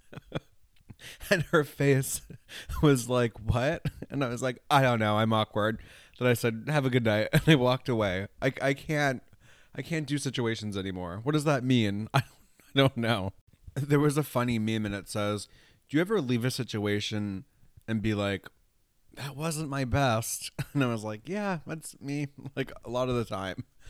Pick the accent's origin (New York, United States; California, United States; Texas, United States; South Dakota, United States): New York, United States; also born or lived in Los Angeles; I'm from New York and I used to live in L